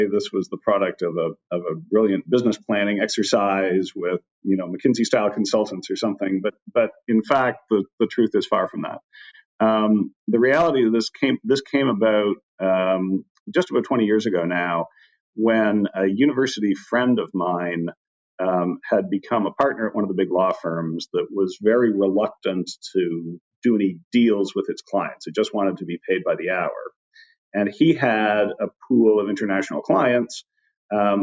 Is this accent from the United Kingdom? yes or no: no; Canada; accent: Canadian; moved away; I'm Canadian, as you can probably tell from a dropped about here and there.